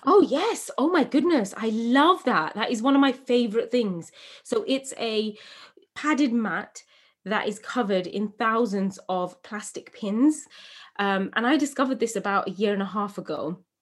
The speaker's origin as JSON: {"language": "English", "region": "England", "country": "United Kingdom", "tie": "born or raised there"}